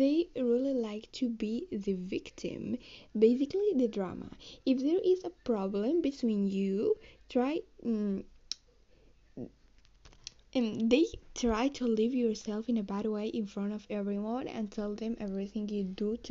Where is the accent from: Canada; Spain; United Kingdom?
Spain; English is a second language; I'm from Spain, so I'm trying to pronounce the best I can, and because I'm not so good in English.